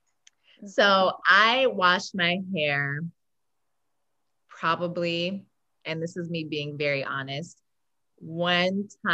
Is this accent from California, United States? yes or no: yes; Los Angeles, California, United States; I was born and raised in Los Angeles, in South LA, to be exact